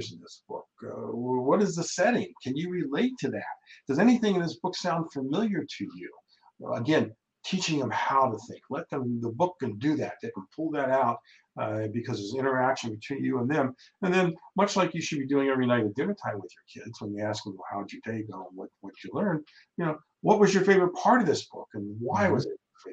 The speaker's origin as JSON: {"language": "English", "region": "Ohio", "country": "United States", "tie": "born or raised there", "said": "We grew up in Ohio"}